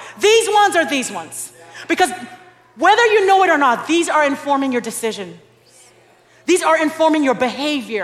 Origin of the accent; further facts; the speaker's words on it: Nigeria; now in Dallas, United States; I'm Nigerian